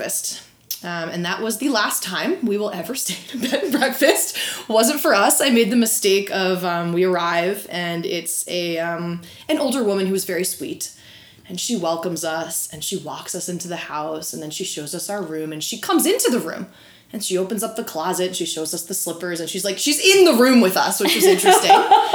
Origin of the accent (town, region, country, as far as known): New Jersey, United States; now in California, United States